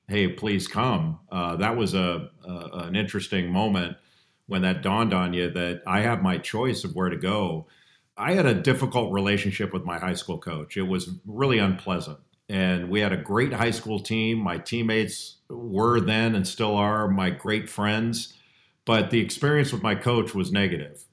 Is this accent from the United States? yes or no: yes; Los Angeles, California, United States; I grew up in Los Angeles.